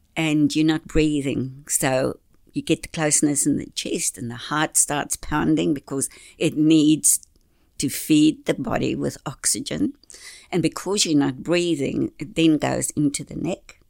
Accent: Orewa, Auckland, New Zealand; also born or lived in Whangaparaoa; I'm from Orewa

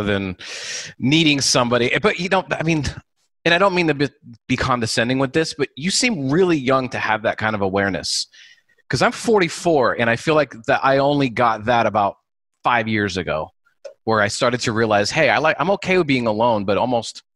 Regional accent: Seattle, Washington, United States; moved away as an adult; now in Los Angeles, United States; I moved here about 17 years ago. I'm from Seattle, so, you know, a little smaller city.

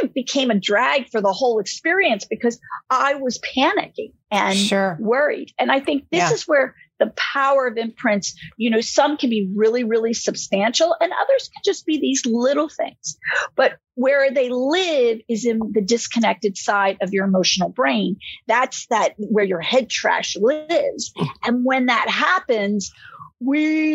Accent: Philadelphia, Pennsylvania, United States; moved away as an adult; also born or lived in Florida; I grew up back in Philadelphia

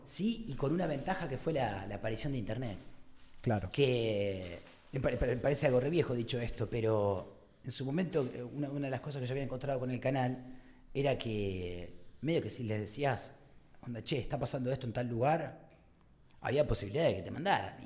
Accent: Argentina; tenemos un pueblo re particular

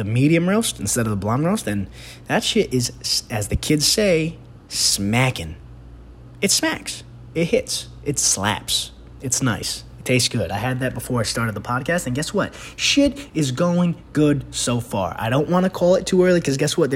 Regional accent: New York City, New York, United States; I'm from the Bronx.

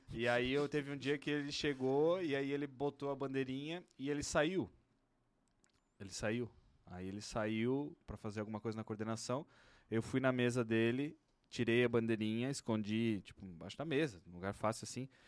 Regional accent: São Francisco do Sul, Santa Catarina, Brazil; Porra, mas eu vim lá de São Chico, né, cara?

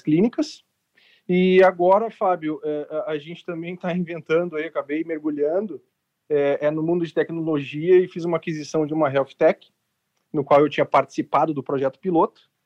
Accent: Porto Alegre, Rio Grande do Sul, Brazil; eu tenho 41 anos, sou de Porto Alegre, Rio Grande do Sul

